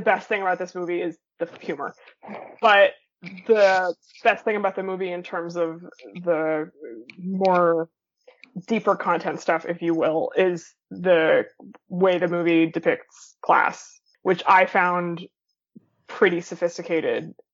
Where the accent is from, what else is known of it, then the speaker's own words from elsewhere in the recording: Boston, Massachusetts, United States; I'm from Boston